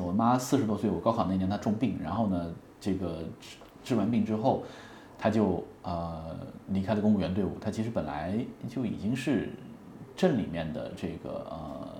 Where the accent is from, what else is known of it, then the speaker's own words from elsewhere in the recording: Hunan, China; moved away; 那我是湖南人